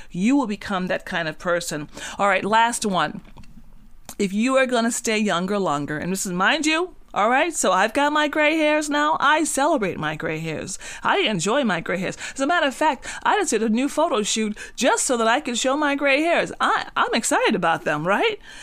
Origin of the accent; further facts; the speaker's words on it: Cat Island, Bahamas; moved away; I'm from the Bahamas, and so I was born on a very small island, um, bought, bought up a, on a very small island in the Bahamas called Cat Island